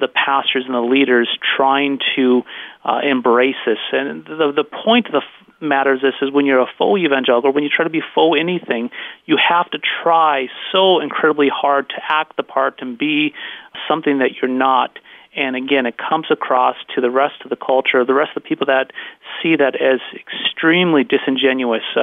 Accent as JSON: {"language": "English", "region": "North Dakota", "country": "United States", "tie": "born or raised there", "also_born_or_lived": "Los Angeles area, California", "accent": "North Dakota Canadian", "moved": "as an adult", "said": "I'm a North Dakota boy, and I grew up right on the Canadian border"}